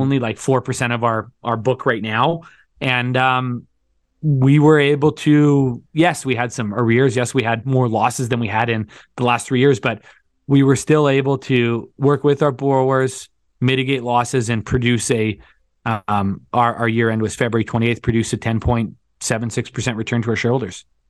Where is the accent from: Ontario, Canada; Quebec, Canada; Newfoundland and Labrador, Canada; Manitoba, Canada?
Ontario, Canada; Thunder Bay; moved away as an adult; now in Calgary, Canada; I grew up in Thunder Bay, Ontario, went to university in Ontario, moved out to Calgary in two thousand seven